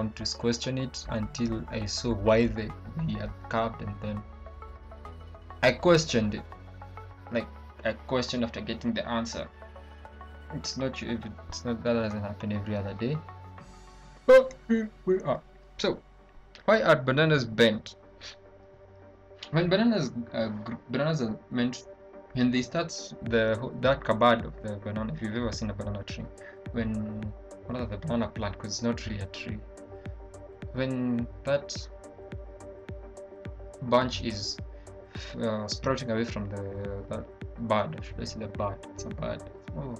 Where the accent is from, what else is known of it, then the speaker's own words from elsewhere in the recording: Kenya; we have our issues here with the Nigerians as Kenyans